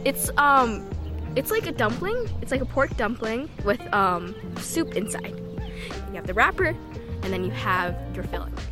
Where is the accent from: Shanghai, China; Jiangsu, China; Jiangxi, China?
Shanghai, China; now in Detroit, United States; I grew up in Shanghai.